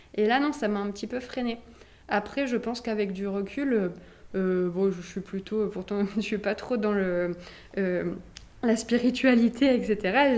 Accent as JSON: {"language": "French", "town": "Nice", "region": "Provence-Alpes-Côte d'Azur", "country": "France", "tie": "born or raised there", "said": "je, suis d'ici, je suis née à Nice"}